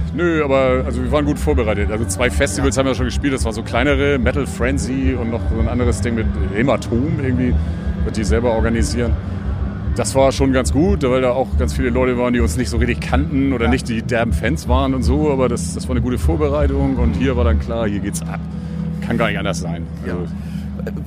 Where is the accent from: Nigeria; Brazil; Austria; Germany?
Germany; Ruhr area, North Rhine-Westphalia; Ruhrpott, meine Liebe, meine Heimat